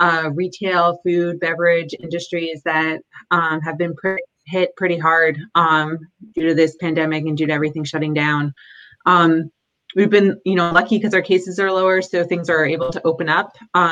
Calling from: Corvallis, Oregon, United States; So I'm calling in from Corvallis, Oregon, where Oregon State University is located.

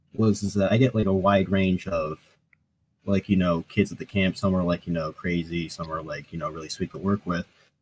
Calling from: Virginia, United States; I'm coming from Northern Virginia, so like it's a very liberal area.

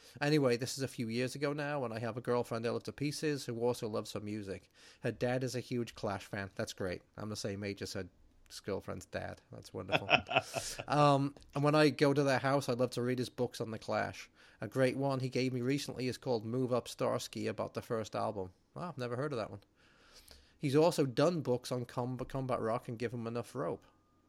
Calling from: Halifax, Yorkshire and the Humber, United Kingdom; I'm writing from Halifax, West Yorkshire in England. It's about an hour east of Manchester.

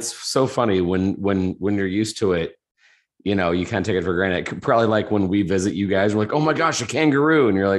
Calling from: Indianapolis, Indiana, United States; Indianapolis, Indiana, here in the States.

